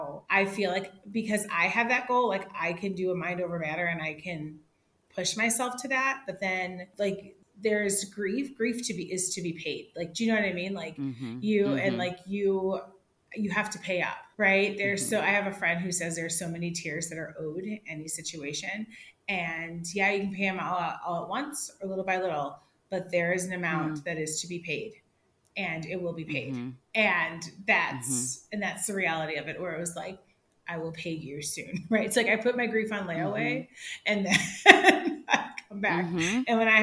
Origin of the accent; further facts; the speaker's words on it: Chicago, Illinois, United States; I grew up in Chicago